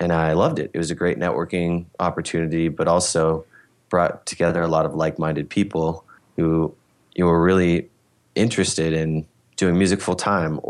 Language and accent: English; Bellingham, Washington, United States; I'm from Bellingham